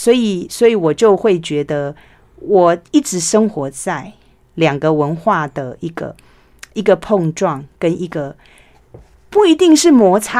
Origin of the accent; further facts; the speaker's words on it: Taiwan; first language Taiwanese Hokkien; 我小时候讲台语被罚钱的时候，我会觉得为什么这样子？